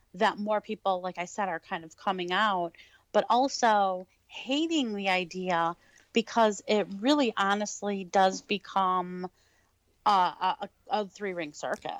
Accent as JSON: {"language": "English", "town": "Detroit", "region": "Michigan", "country": "United States", "tie": "born or raised there", "said": "I actually was born and raised in Detroit"}